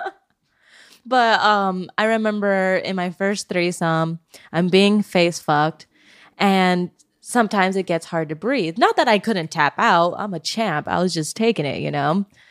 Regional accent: Oregon, United States; now in California, United States; I'm from Oregon

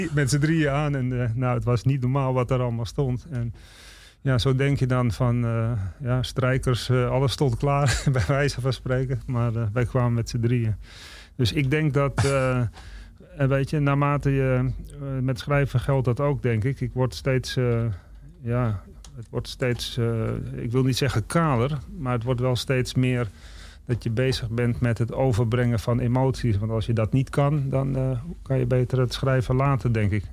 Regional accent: Amsterdam, North Holland, Netherlands; moved away as an adult; also born or lived in Czech Republic; ik ben opgegroeid in West. En West is in principe een nieuwbouwwijk.

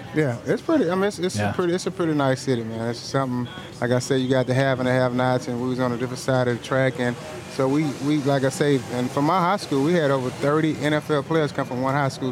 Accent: Galveston, Texas, United States; in Galveston, my hometown, where I'm originally from

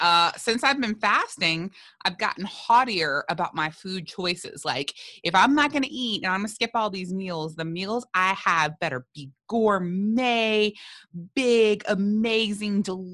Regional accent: South Louisiana, United States; I'm from South Louisiana.

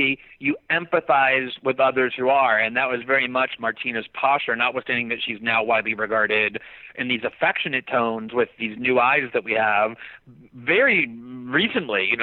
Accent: Fort Lauderdale, Florida, United States; we grew up in Fort Lauderdale

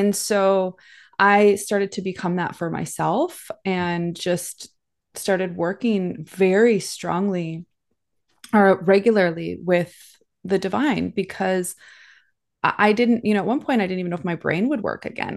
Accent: Minnesota, United States; moved away as an adult; also born or lived in California / Hawaii; So I grew up in the Midwest in a farm town in the middle of nowhere

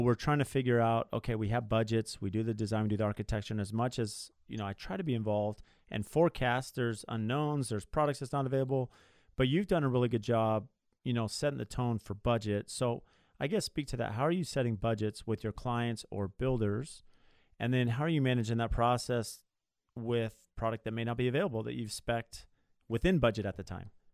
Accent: Southern California, United States; I grew up in Southern California

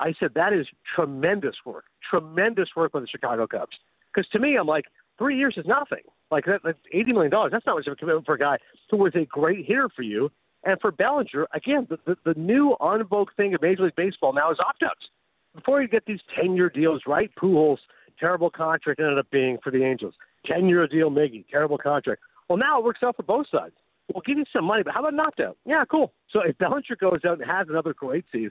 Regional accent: Canada; I'm growing up in Canada

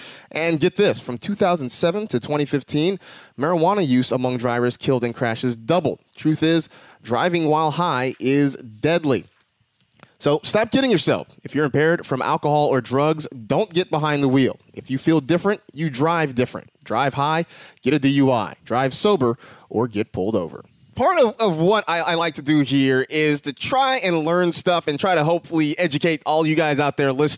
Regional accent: California, United States; I grew up in the Bay Area. Montana was in my wheelhouse as a kid.

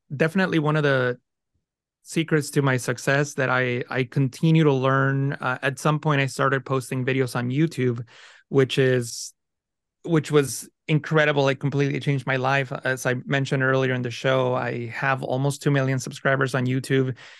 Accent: San Francisco Bay Area, California, United States; first language Spanish; English is a second language; also born or lived in Mexico; I grew up in the San Francisco Bay Area in California with not a lot of means

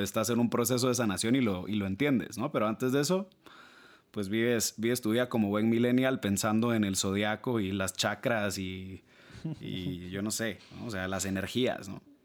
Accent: Guatemala City, Guatemala Department, Guatemala; yo soy guatemalteco, nacido, criado, estudiado, graduado aquí en Ciudad de Guatemala

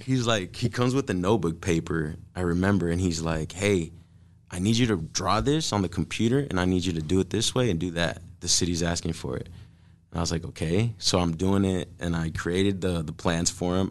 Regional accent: Omaha, Nebraska, United States; we're from South Omaha, born and raised.

